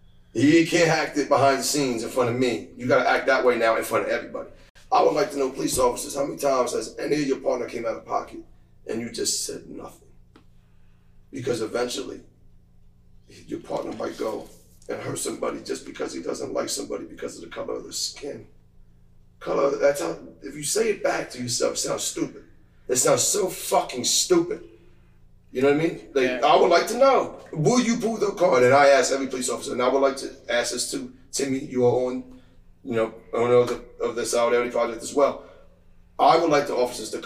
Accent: United States; the only white kid in all black men basketball league in Terrence growing up in Bloomsdale.

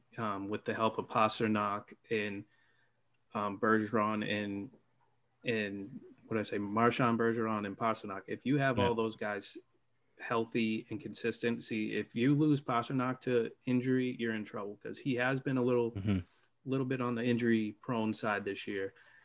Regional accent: Weymouth, Massachusetts, United States; Charlie Coyle is a hometown guy here. He's from my hometown

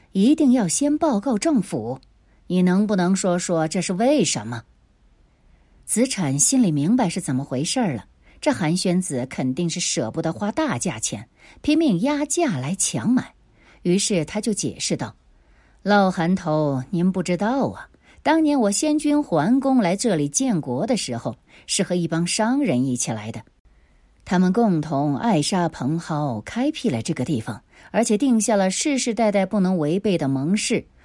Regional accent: Nanchang, Jiangxi, China; 我们南昌人还是很爱干净的

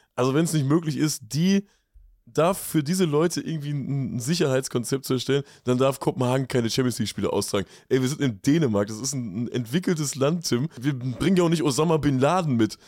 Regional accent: Lippstadt, North Rhine-Westphalia, Germany; ich komme aus Lippstadt

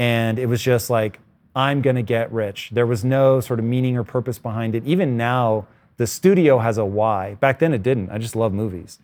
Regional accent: Tacoma, Washington, United States; a child of the eighties, growing up in Tacoma, Washington, basically bordering on rural

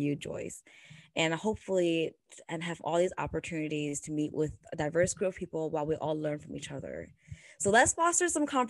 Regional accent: Canada; now in United States; As a Canadian and an Asian American woman

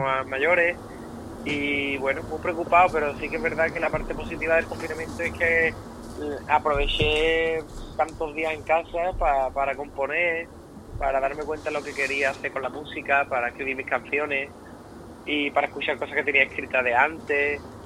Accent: Rota, Andalusia, Spain; accent: gaditano; soy roteño, un pueblo de Cádiz

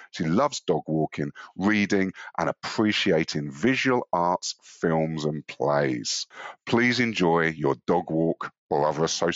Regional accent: London, United Kingdom; I was born on Shooters Hill

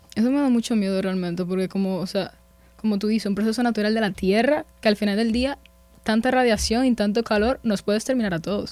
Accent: Dominican Republic; nosotros como dominicanos

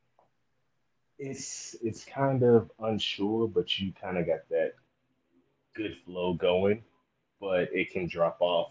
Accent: Miami, Florida, United States; I'm from Miami. Obviously, I'm not there right now.

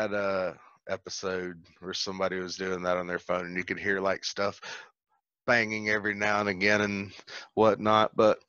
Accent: the South, United States; I've listened to country music because I'm from the South.

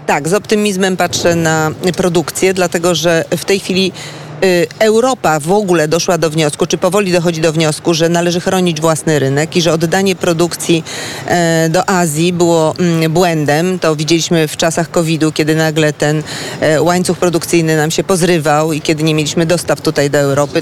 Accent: Szczecin, West Pomeranian Voivodeship, Poland; u nas w Szczecinie

